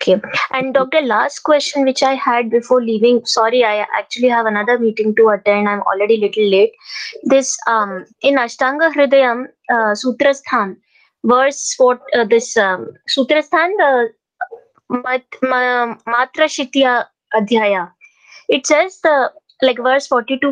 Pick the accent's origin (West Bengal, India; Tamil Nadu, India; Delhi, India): Delhi, India; I'm not from Karnataka. I'm from Delhi.